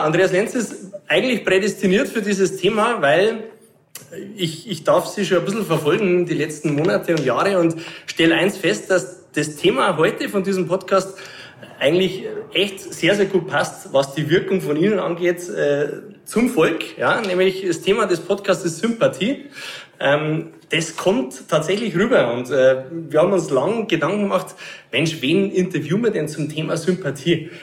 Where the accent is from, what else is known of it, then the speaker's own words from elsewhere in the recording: Erding, Bavaria, Germany; Wir sind heute in meiner Heimatstadt in Erding